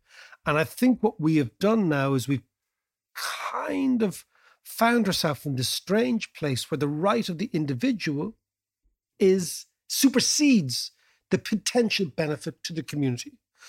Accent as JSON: {"language": "English", "town": "Dublin", "region": "Leinster", "country": "Ireland", "said": "the mayor represents, in Dublin, let's say, because we're from Dublin, 1 million people."}